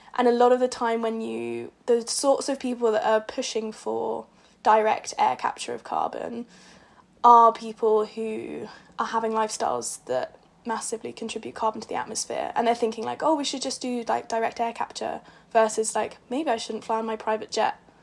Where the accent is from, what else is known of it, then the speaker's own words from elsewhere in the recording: Portsmouth, South East England, United Kingdom; I'm from Portsmouth and there's two main roads on and off the island